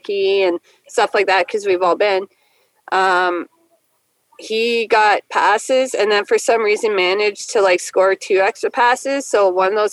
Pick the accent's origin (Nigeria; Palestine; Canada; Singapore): Canada; way up north close to the Arctic Circle, Northern Canada; I'm from Canada too, and I actually grew up way up north, close to the Arctic Circle